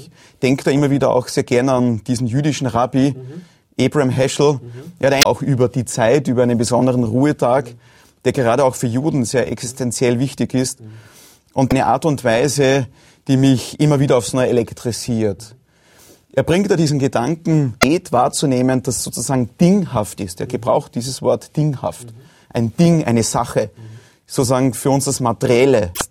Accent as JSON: {"language": "German", "region": "Lower Austria", "country": "Austria", "tie": "born or raised there", "said": "Ich meine, gerade am Land draußen, wo ich aufgewachsen bin in Niederösterreich, ist ja auch das Religiöse sehr, sehr wichtig und bedeutsam."}